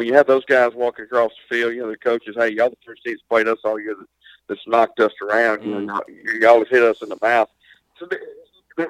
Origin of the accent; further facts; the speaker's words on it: Lumberton, Mississippi, United States; I'm originally from Lumberton. I graduated here in 99